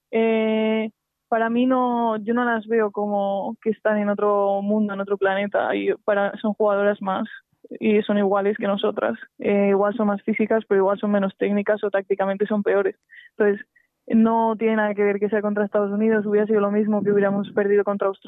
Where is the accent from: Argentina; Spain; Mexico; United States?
Spain; Entonces, bueno, eso a mí no me gusta como española, la verdad.